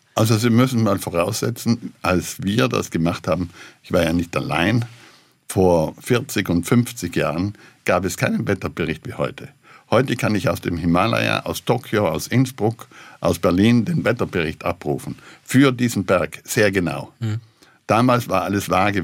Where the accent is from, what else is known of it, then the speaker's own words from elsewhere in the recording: South Tyrol, Trentino-Alto Adige, Italy; also ich selber fühle mich als Südtiroler, als Europäer und Weltbürger.